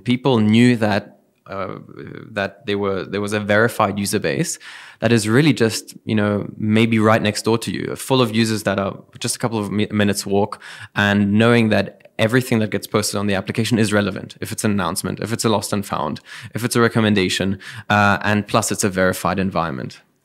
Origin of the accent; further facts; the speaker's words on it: Dubai, United Arab Emirates; moved away; also born or lived in Germany / South Africa; I was born and raised here in Dubai